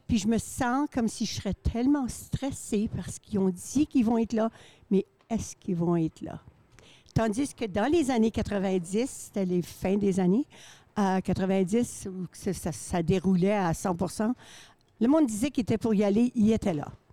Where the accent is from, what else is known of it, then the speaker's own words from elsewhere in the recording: Saint-Claude, Manitoba, Canada; je viens de Saint-Claude, originaire